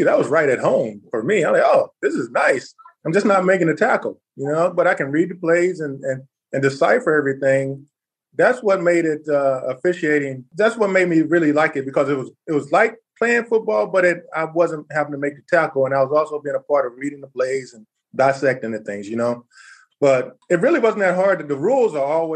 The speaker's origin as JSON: {"language": "English", "region": "Texas", "country": "United States", "tie": "born or raised there", "said": "I grew up in Texas"}